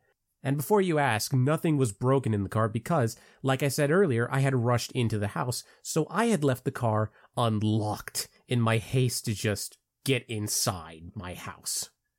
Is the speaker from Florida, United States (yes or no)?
yes; Palm Bay, Florida, United States; I come from Palm Bay, Florida. So, yes, I am a Florida man